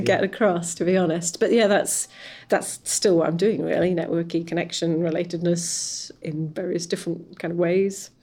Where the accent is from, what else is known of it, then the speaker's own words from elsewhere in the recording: West Wales, United Kingdom; I come from West Wales